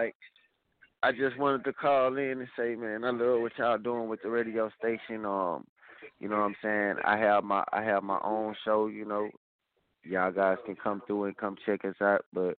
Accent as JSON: {"language": "English", "town": "Mobile", "region": "Alabama", "country": "United States", "tie": "born or raised there", "also_born_or_lived": "Houston", "moved": "yes", "said": "I'm calling from the Georgia, Florida area right now, from Houston, you know what I'm saying? Big ups to the hometown, Mobile, Alabama"}